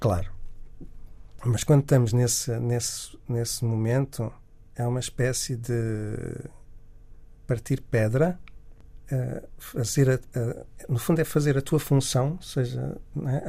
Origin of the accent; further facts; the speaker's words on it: Miratejo, Lisbon, Portugal; also born or lived in Angola; eu nasci em Angola, e, mas depois vivia em Miratejo nessa altura